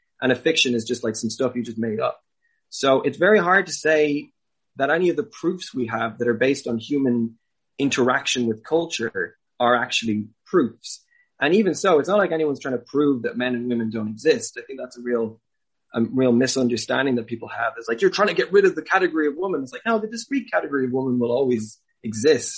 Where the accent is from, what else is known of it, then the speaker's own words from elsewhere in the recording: Clare, Munster, Ireland; I grew up in Ireland. I grew up in Clare